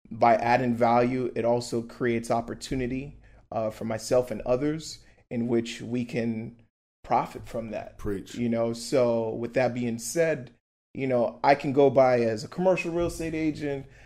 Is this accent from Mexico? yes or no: no; Brussels, Belgium; born there; Originally, I was born in Brussels, Belgium.